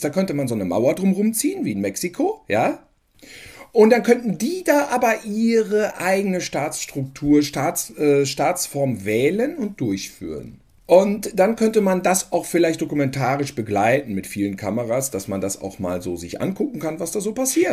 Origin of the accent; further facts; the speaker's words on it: North Rhine-Westphalia, Germany; bei uns in NRW